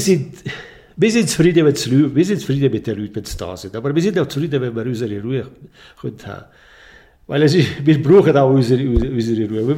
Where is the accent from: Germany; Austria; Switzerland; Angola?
Switzerland; Bosco/Gurin, Ticino; bei uns in Bosco